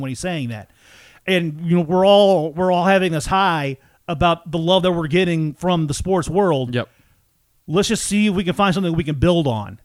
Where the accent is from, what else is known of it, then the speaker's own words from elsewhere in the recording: Franklin County, Missouri, United States; also born or lived in Washington, Missouri; now in St. Peters, United States; I grew up in Franklin County